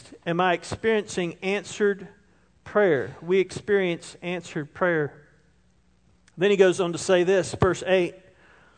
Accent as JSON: {"language": "English", "town": "Roebuck", "region": "South Carolina", "country": "United States", "tie": "born or raised there", "said": "I grew up in Roebuck"}